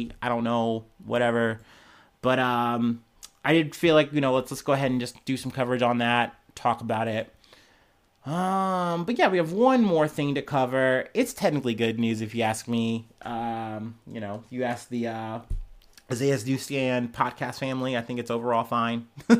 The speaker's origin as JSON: {"language": "English", "region": "New York", "country": "United States", "said": "We're from New York. Let's go to New York."}